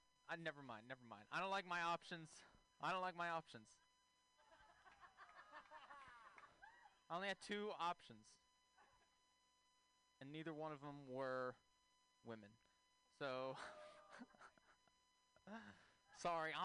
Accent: Texas, United States; moved away; I'm from Texas originally

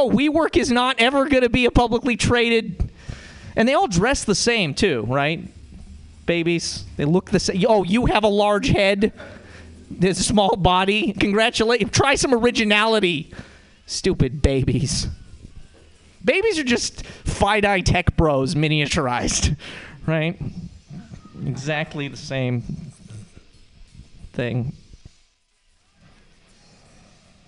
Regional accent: Montana, United States; now in San Francisco, United States; The way that I know I'm from Montana is that I have an accent

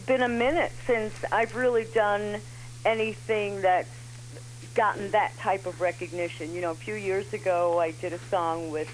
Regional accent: New York City, New York, United States; now in Chicago, United States; I'm originally from New York

